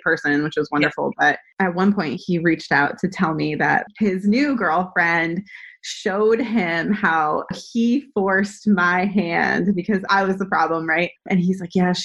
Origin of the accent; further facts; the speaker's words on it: New Hampshire, United States; also born or lived in San Diego; now in Charlotte, United States; I grew up in New Hampshire